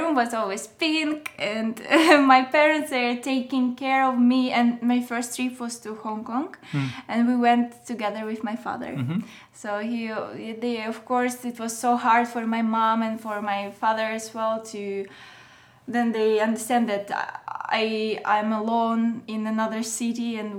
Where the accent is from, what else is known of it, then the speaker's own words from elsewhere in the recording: Moscow, Russia; English is a second language; I can say that it's, Russia is really different.